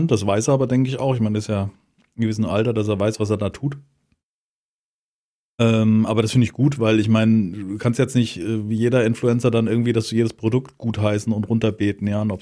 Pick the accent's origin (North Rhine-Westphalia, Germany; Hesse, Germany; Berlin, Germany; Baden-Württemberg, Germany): Hesse, Germany; Frankfurt; das ist Sachsenhausen und als Sachsenhäuser ist das natürlich als Frankfurter ist das so richtig.